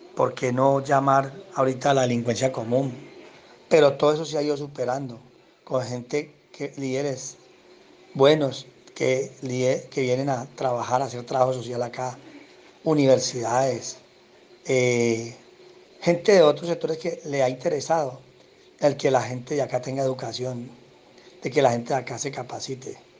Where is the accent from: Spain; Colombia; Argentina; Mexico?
Colombia; Cali, Valle del Cauca; llego aquí al barrio Siloé, en Cali, en el año 1970, con mi familia, mis padres, siendo yo muy niño